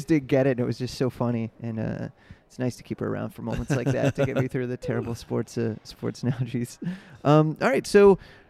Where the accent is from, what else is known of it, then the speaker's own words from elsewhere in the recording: Cleveland, Ohio, United States; moved away; I'm from Cleveland